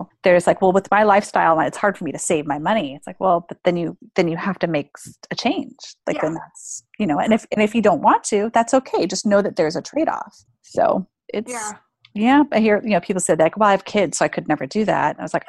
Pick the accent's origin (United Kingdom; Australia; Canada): Australia; And I'm from Australia, but I'm traveling to South America for 6 months.